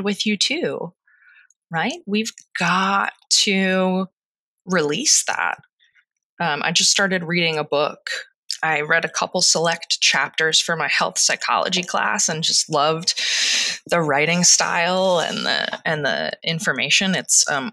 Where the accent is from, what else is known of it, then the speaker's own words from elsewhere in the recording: Delaware County, Pennsylvania, United States; moved away; I'm from Delaware County, Pennsylvania, and I say water.